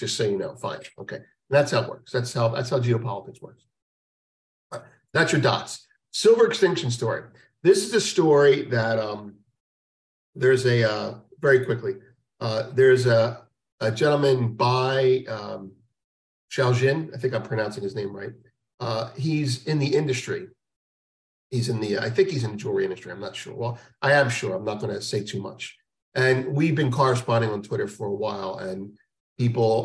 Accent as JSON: {"language": "English", "country": "United States", "said": "as an American"}